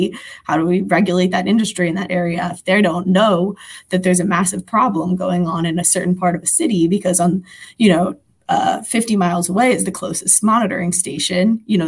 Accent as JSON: {"language": "English", "town": "Philadelphia", "region": "Pennsylvania", "country": "United States", "said": "I'm from Philadelphia, so all my anecdotes are going to relate to that city."}